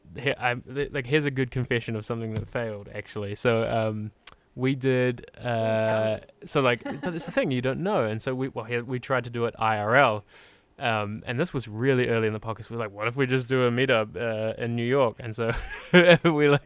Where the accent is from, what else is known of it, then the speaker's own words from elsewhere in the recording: New Zealand; I'm from New Zealand, and so like our P's are very like, puh